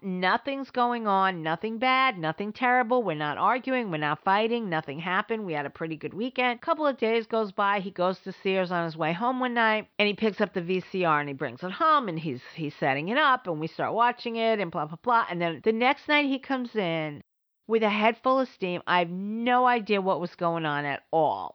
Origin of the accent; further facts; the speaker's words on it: New York City, New York, United States; moved away; also born or lived in Providence, Rhode Island; I grew up in the Bronx